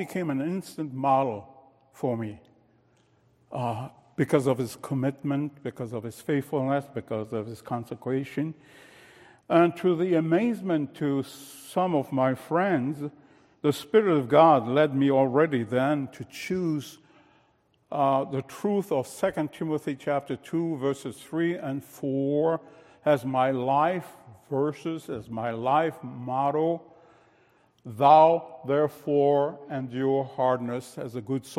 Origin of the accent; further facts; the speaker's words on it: France; moved away as an adult; I was born in France shortly after World War II